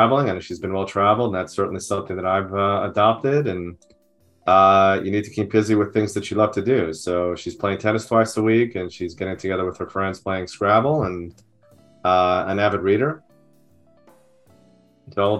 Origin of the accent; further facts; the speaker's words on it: Merrick, New York, United States; now in California, United States; I grew up in New York, in the suburbs of New York City on Long Island, in a town called Merrick, which is on the South Shore.